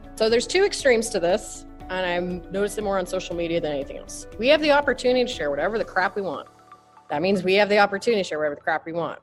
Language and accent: English; Utah, United States; I'm from Utah